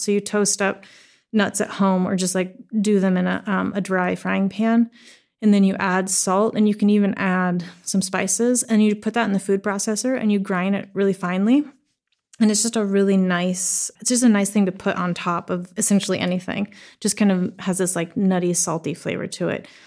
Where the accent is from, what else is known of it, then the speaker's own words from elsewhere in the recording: the Northwest, Pacific Northwest, United States; I grew up in the Northwest, and like I said, um, Swedish mom, American dad